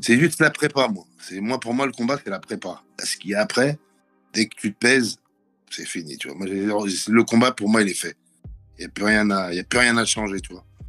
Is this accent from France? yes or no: yes; Draveil, Île-de-France, France; viens du 91 à Draveil. J'ai grandi dans une cité qui s'appelle les Bergeries, euh, dans l'Essonne.